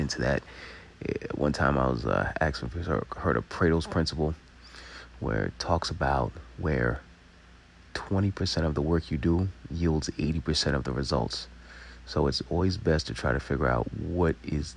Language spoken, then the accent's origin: English; Long Island, New York, United States; we're from Long Island